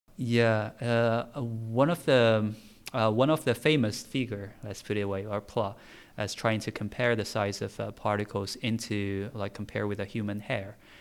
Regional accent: Tianjin, China; English is a second language; moved away as an adult; now in United Kingdom; I'm from China, so forgive me if I, my English is not quite clear

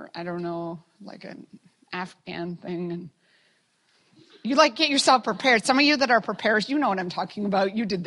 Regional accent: Canada; being a Canadian

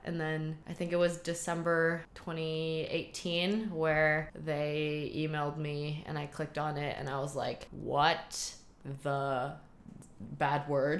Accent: Shanghai, China; moved away as an adult; also born or lived in Boston, United States; now in Hong Kong; I grew up in Shanghai. Mom is from Shanghai, dad is from Germany speak a mix of Chinglish German at home

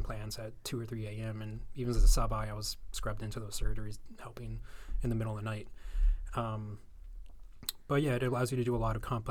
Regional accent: Orlando, Florida, United States; I was born and raised in Orlando. I lived in a small suburb called Maitland

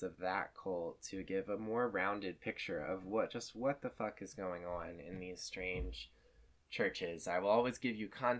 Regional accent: Lynchburg, Virginia, United States; my experience growing up in Thomas Road Baptist Church around Liberty University and the Falwell family

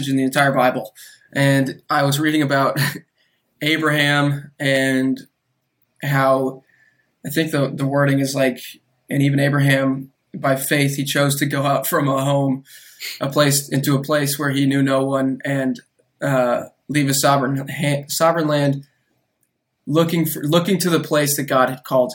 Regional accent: Austin, Texas, United States; also born or lived in Chicago, Illinois; I'm originally from Chicago, but lived in Austin for pretty much most of my life

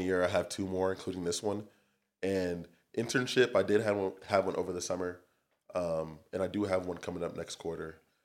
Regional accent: Torrance, California, United States; also born or lived in Long Beach, California / Santa Barbara, California / Irvine, California; I'm from Torrance, California, born and raised.

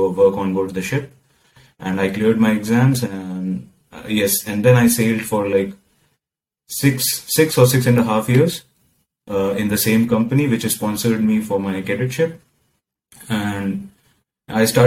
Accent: India; moved away as an adult; now in Rotterdam, Netherlands; I'm from India

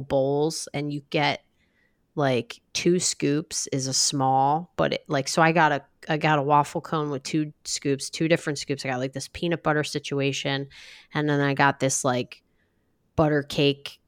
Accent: New Jersey, United States; I grew up in South Jersey

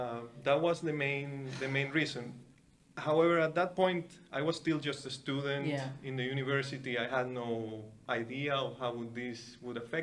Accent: Venezuela; moved away as an adult; now in Canada; So I grew up in Venezuela. I grew up in the mainland, in a very small city.

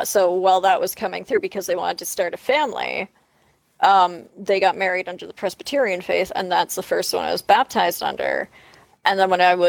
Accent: Canada; being Canadian

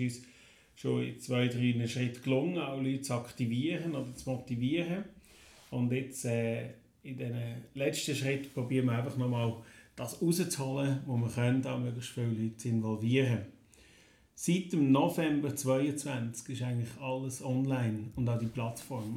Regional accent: Neuenkirch, Lucerne, Switzerland; Ich komme aus Neuenkirch

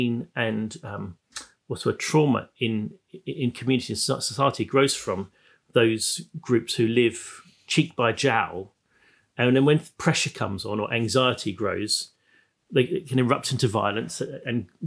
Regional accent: Plymouth, South West England, United Kingdom; I come from Plymouth

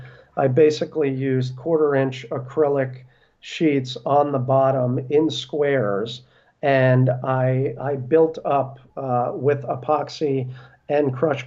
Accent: Brooklyn, New York, United States; born there; so I was born in Brooklyn. My parents are from Brooklyn.

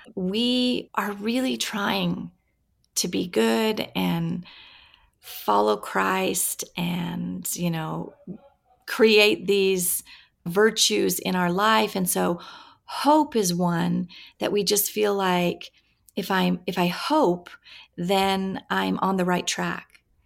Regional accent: Washington, United States; I grew up in Washington State, kind of in, on a farm, really, and, uh, in the middle of orchards

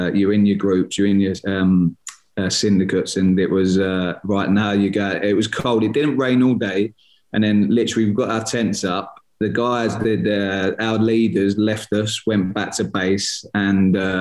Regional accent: Gillingham, South East England, United Kingdom; my hometown club's Gillingham, where I was born and bred

